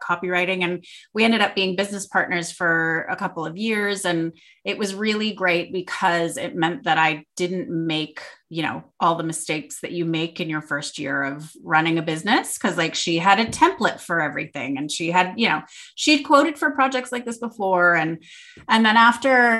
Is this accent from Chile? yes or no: no; Toronto, Ontario, Canada; moved away as an adult; now in Perth, Australia; I'm from Canada, Toronto, Canada, and I moved here with a man